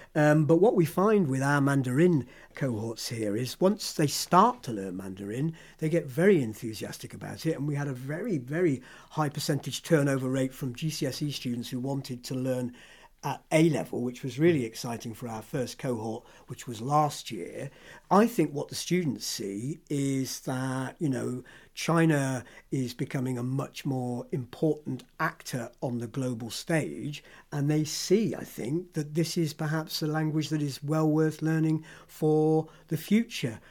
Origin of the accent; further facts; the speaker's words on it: Hereford, West Midlands, United Kingdom; first language English; also born or lived in London / France; I'm a Londoner by origin, but my parents moved down to the West Country when I was two. So I was brought up in Hereford